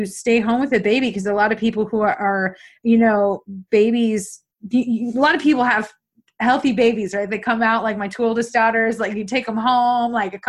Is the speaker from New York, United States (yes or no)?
yes; New York, United States; I'm from New York State too